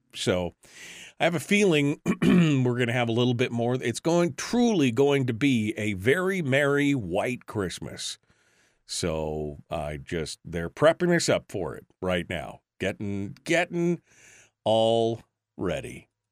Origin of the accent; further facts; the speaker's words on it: Fairbanks, Alaska, United States; now in Wasilla, United States; I'm originally from Fairbanks, which is up in the interior of the state